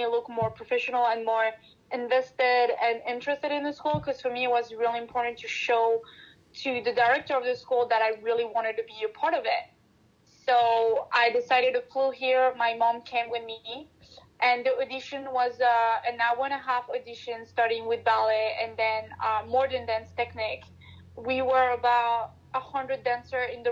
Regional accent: Paris, Île-de-France, France; moved away as an adult; also born or lived in Miami, Florida, United States; now in New York City, United States; I'm from Paris, and I am currently doing my quarantine in Miami, Florida.

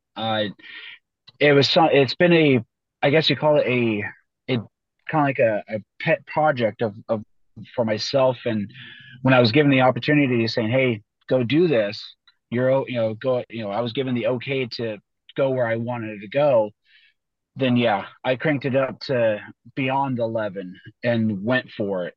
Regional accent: Boise, Idaho, United States; moved away; I was from Boise, Idaho

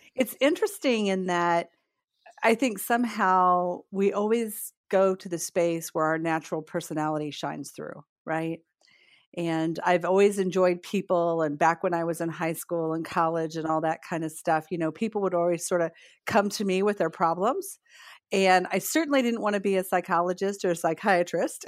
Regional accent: northern Indiana, United States; moved away as an adult; also born or lived in Pembroke Pines, Florida; now in Melbourne, Florida, United States; I grew up in a really small farming community in northern Indiana

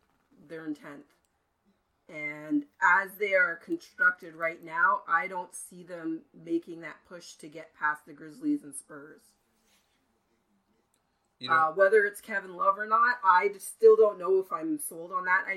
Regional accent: Canada; I'm Canadian

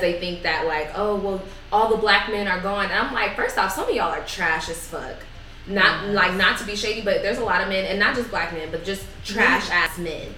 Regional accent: Bay Area, California, United States; growing up in Bay Area

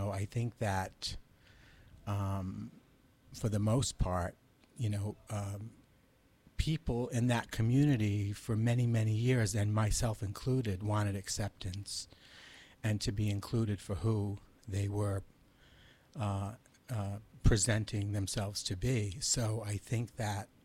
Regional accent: Providence, Rhode Island, United States; also born or lived in Massachusetts; Well, I grew up in Providence, Rhode Island. I actually was born in Massachusetts, and we moved to Providence when I was five

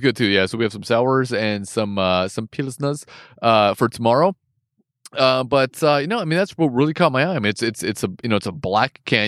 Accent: West Coast, United States; first language English; I'm from the West Coast

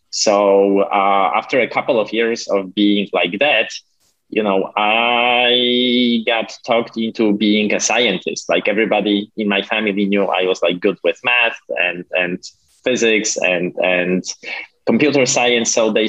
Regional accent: Poland; now in United States; Well, that was a strange time because back then Poland was still a communist country.

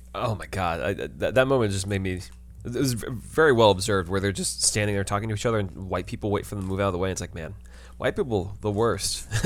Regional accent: New York City, New York, United States

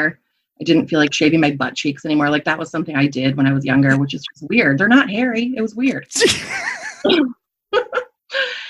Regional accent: Michigan, United States; Everybody in my hometown was Christian Reformed and like blonde and huge because they were all like Dutch

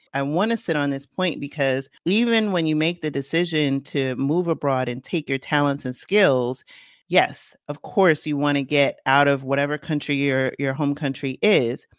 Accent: New York City, New York, United States; moved away; I, uh, grew up in the Bronx, and then I went to upstate New York

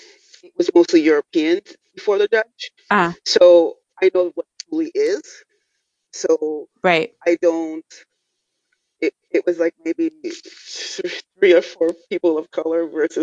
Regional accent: New York City, New York, United States; I'm from Brooklyn.

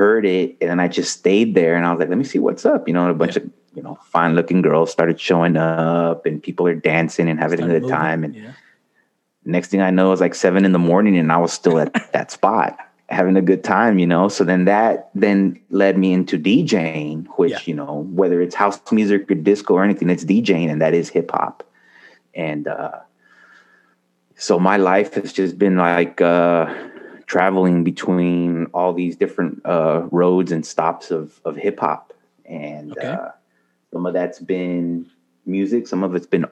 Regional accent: El Paso, Texas, United States; moved away as an adult; now in Dallas, United States; I'm originally from El Paso, born and raised.

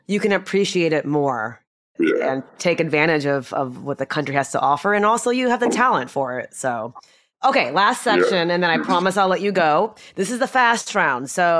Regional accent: Texas, United States; I was born and raised here in Texas

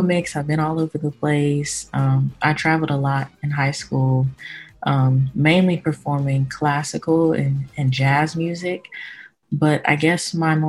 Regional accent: Oklahoma City, Oklahoma, United States; I'm from Oklahoma City, Oklahoma

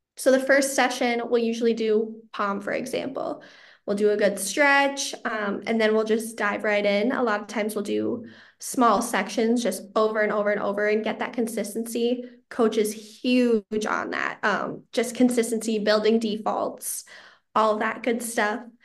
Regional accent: Chanhassen, Minnesota, United States; my hometown of Chanhassen

